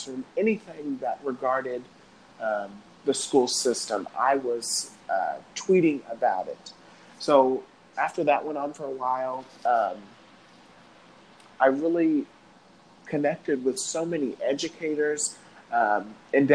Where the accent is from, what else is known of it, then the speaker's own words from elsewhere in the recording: Cape Girardeau, Missouri, United States; I'm from Cape Girardeau, Missouri